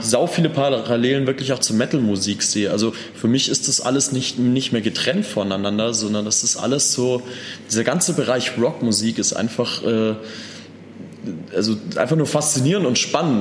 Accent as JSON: {"language": "German", "town": "Landsberg am Lech", "region": "Bavaria", "country": "Germany", "tie": "born or raised there", "also_born_or_lived": "Austria", "lives_now": "Munich, Germany", "said": "dass wir da aufgewachsen sind im Dorf in Landsberg"}